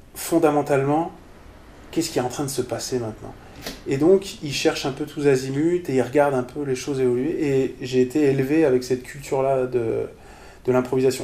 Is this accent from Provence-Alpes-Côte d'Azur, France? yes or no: no; Strasbourg, Grand Est, France; Je suis Strasbourgeois. Donc j'ai grandi pas mal à Strasbourg, enfin avec des déménagements